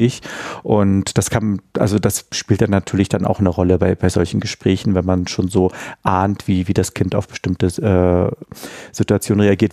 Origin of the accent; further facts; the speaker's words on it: Berlin, Germany; ich bin ja richtig in Berlin-Mitte aufgewachsen, äh, an der Sophienkirche